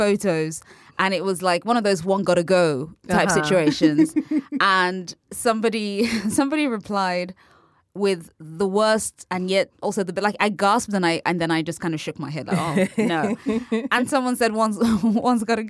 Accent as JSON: {"language": "English", "country": "United Kingdom", "said": "I'm British and we say cock"}